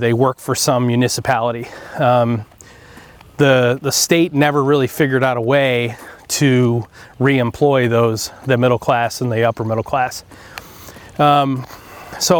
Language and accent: English; Groton, New York, United States; also born or lived in Dallas, Texas; We moved to upstate New York from Dallas when I was six, so my mom could run a bar and restaurant in upstate in this town called Groton